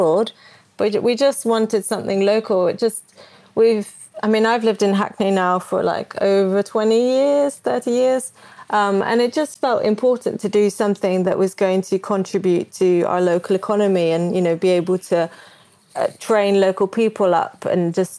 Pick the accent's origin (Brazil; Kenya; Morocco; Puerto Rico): Brazil; now in United Kingdom; I grew up in Brazil